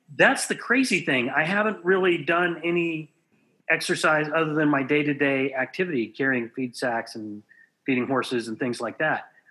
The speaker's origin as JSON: {"language": "English", "region": "Southwest Texas", "country": "United States", "tie": "born or raised there", "said": "I grew up in Southwest Texas where beef was just a staple"}